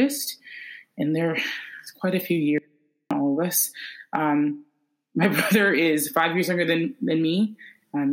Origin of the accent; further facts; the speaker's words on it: Inver Grove Heights, Minnesota, United States; also born or lived in Georgia; I'm from Minnesota, grew up here. I'm in the Twin Cities. I've lived here my entire life. But I was born in Georgia.